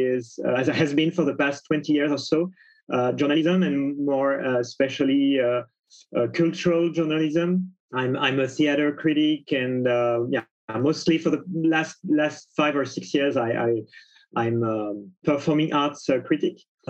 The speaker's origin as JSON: {"language": "English", "town": "Paris", "region": "Île-de-France", "country": "France", "said": "I'm from Paris, France"}